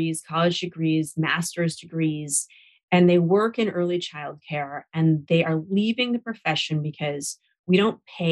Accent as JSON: {"language": "English", "town": "Seattle", "region": "Washington", "country": "United States", "moved": "yes", "lives_now": "Washington, DC, United States", "said": "Now, I live in DC where we don't really have, you know, a concrete vote, but I'm from Seattle, Washington"}